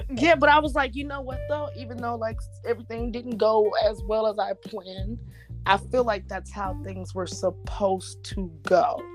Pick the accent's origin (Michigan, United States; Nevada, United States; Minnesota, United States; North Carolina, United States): Nevada, United States; Las Vegas; moved away as an adult; now in Houston, United States; I love my hometown, but I just feel like Vegas don't have nothing for me